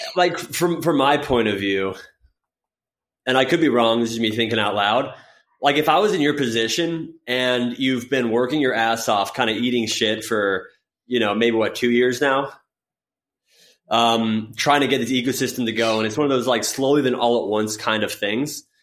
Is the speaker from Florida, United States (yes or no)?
yes; Florida, United States; I grew up in Florida